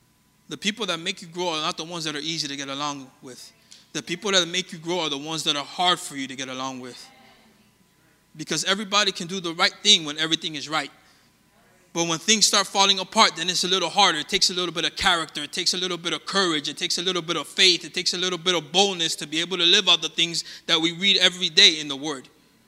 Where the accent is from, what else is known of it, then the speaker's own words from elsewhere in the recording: Colombia; born there; I was born in Colombia. I know it doesn't look like it. It always surprises people when we're talking.